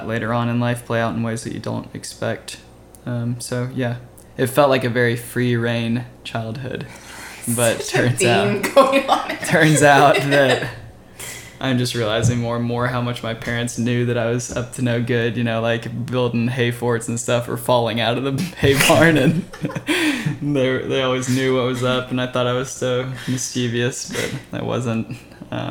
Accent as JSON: {"language": "English", "town": "Louisville", "region": "Kentucky", "country": "United States", "tie": "born or raised there", "moved": "as an adult", "lives_now": "Nashville, United States", "said": "I grew up in Louisville as well and met him in high school"}